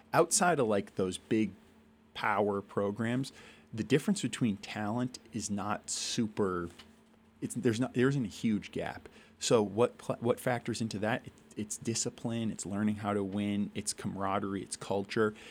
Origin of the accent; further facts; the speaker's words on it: Shrewsbury, Massachusetts, United States; also born or lived in Worcester, Massachusetts / Providence, Rhode Island / Amherst, Massachusetts; I was born in Worcester, Mass. I grew up in Shrewsbury, Massachusetts, went to high school in Worcester